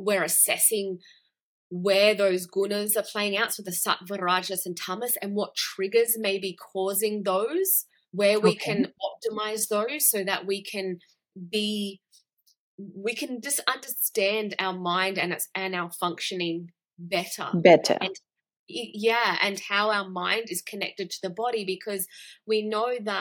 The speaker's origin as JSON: {"language": "English", "country": "Australia", "tie": "born or raised there", "said": "I grew up in Australia. I grew up in a Western culture."}